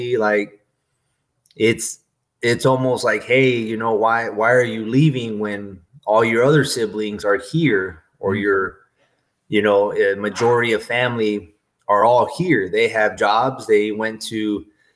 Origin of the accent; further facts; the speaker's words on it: Port Isabel, Texas, United States; moved away as an adult; I grew up in Port Isabel, Texas, which is a small coastal community all the way down in the tip of Texas